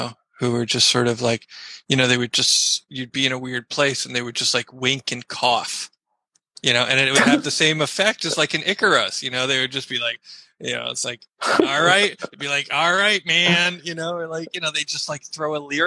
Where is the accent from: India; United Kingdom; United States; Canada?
United States; I'm an American, you know, hippie kid